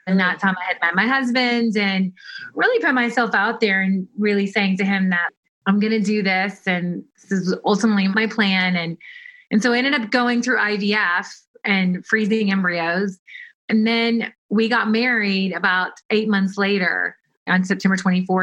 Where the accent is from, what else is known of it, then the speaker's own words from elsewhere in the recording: Kentucky, United States; moved away as an adult; also born or lived in Tennessee / New York / Europe; I'm from Kentucky